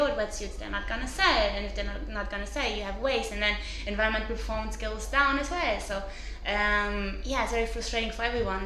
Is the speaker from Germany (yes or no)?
yes; Cologne, North Rhine-Westphalia, Germany; now in Portugal; I'm from Cologne